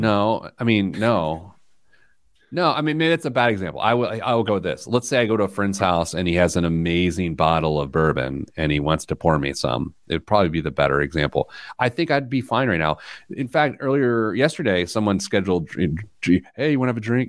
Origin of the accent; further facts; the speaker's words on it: Midwest, United States; as a Midwesterner